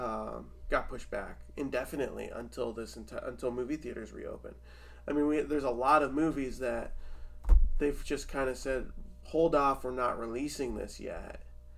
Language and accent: English; Cleveland, Ohio, United States; I grew up in Cleveland